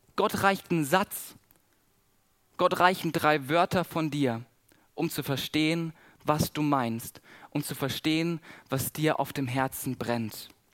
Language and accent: German; Southern Germany, Germany; accent: Swabian and Baden; Bei uns, wo ich herkomme, ich komme aus dem Süden von Deutschland, wir, wir schwätzen Schwäbisch und Badenserisch.